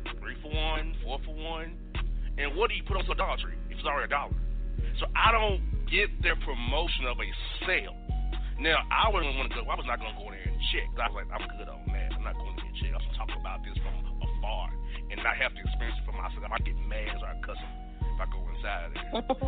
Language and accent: English; Kansas City, Missouri, United States; I'm Kansas City, brother. I'm not trying to be offensive to you. I'm from Kansas City.